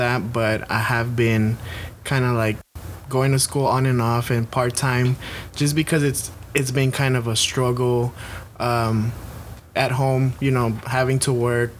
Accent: Dallas, Texas, United States; English is a second language; also born or lived in Morelia, Michoacán, Mexico; Okay, well, I was born in Morelia, Michoacán, in Mexico. I was there for the first 6 years of my life, and then we came to the U.S., and we actually came here to Dallas. So I've been living here in Dallas for almost 20 years.

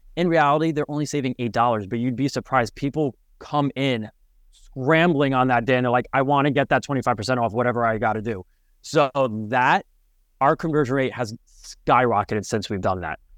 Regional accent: Westchester, New York, United States; moved away; also born or lived in Connecticut; I'm originally from Westchester, New York, right outside of New York City. And, um, grew up in the suburban

